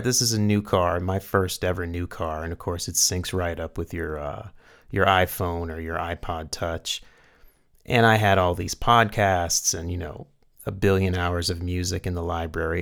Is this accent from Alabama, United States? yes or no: no; Carrboro, North Carolina, United States; now in New Mexico, United States; going back to my hometown